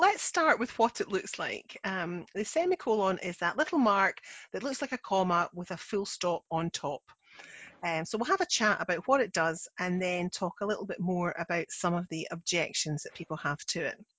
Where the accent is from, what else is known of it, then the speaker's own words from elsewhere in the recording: Scotland, United Kingdom; I'm the Scottish one